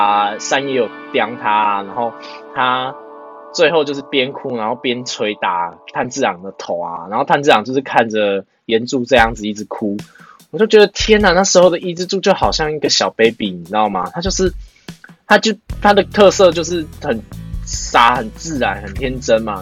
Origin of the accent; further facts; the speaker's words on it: Tainan, Taiwan; 我是台南人啊